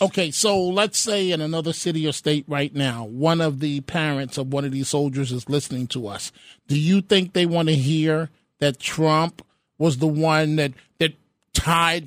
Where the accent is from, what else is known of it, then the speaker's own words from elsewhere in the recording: New York, United States; I'm a New Yorker